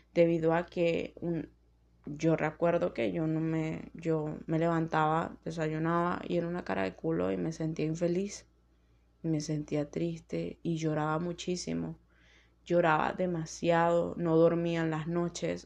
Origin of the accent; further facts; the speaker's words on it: Venezuela; en mi país